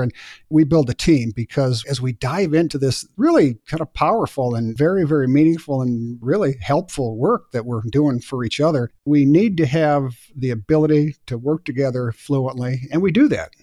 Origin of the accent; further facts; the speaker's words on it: Bozeman, Montana, United States; here in my hometown of Bozeman, Montana